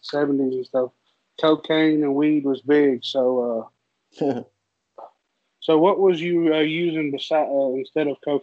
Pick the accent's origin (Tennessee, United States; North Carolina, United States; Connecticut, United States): Tennessee, United States; Nashville; we grew up in West Nashville